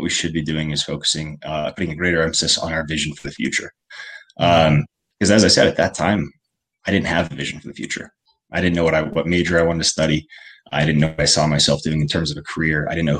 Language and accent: English; Colorado, United States; I grew up primarily in Colorado